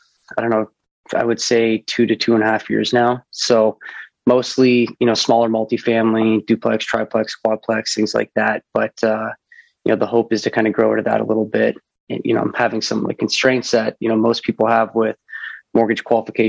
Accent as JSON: {"language": "English", "town": "Mississauga", "region": "Ontario", "country": "Canada", "tie": "born or raised there", "moved": "as an adult", "lives_now": "Oakville, Canada", "said": "I grew up in Port Credit"}